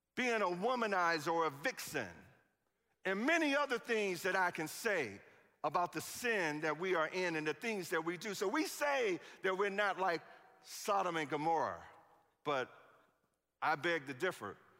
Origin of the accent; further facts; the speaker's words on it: Chicago, Illinois, United States; I'm from Chicago.